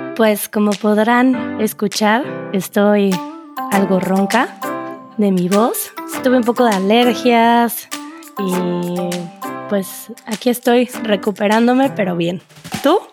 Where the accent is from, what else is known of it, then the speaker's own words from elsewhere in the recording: Mexico; first language Spanish; siendo el español mi idioma, mi lengua materna, ocupara ese sonido y le dije, pues claro, soy mexicana